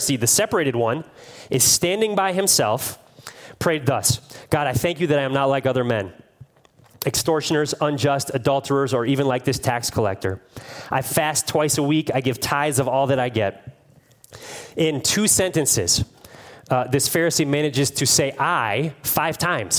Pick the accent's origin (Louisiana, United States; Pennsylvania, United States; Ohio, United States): Ohio, United States; Cleveland; I'm from Cleveland